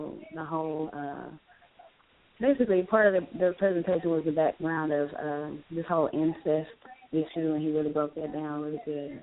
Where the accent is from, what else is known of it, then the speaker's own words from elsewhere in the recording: Louisiana, United States; I'm from Louisiana